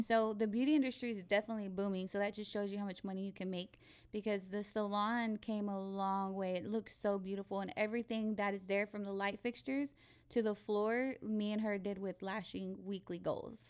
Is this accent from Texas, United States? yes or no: yes; Abilene, Texas, United States; moved away as an adult; now in San Antonio, United States; I'm from Abilene. I'm not from San Antonio